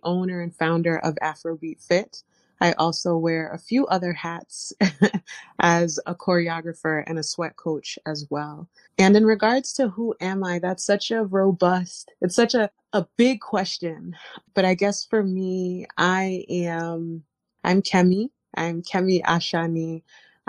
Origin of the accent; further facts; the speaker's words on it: Providence, Rhode Island, United States; I was born and raised in Providence, Rhode Island.